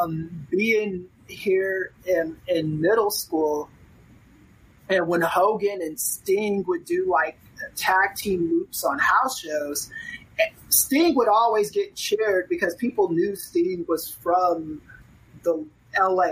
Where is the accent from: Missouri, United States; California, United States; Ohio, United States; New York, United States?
California, United States; Los Angeles; also born or lived in Tennessee; I grew up in Los Angeles for the first half of my childhood. Then I moved to Tennessee, then back to Los Angeles in 2004